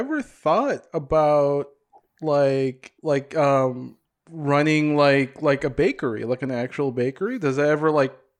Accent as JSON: {"language": "English", "town": "Hopkins", "region": "Minnesota", "country": "United States", "tie": "born or raised there", "said": "I grew up in Hopkins. In like the western suburbs, Minnetonka."}